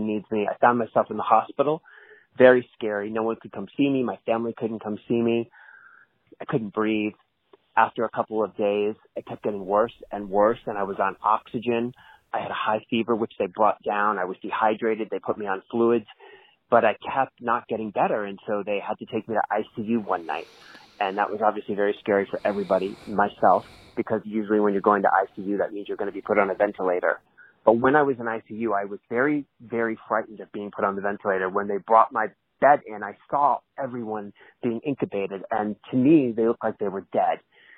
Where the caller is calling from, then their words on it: Mount Shasta, California, United States; I'm calling from Mount Shasta.